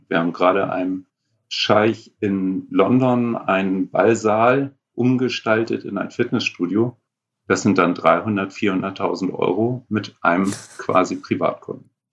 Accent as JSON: {"language": "German", "region": "Northern Germany", "country": "Germany", "said": "als Norddeutsche"}